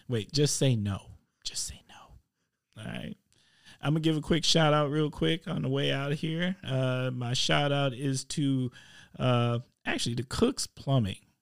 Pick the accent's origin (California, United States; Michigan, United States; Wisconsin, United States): Wisconsin, United States; Milwaukee; I'm from Milwaukee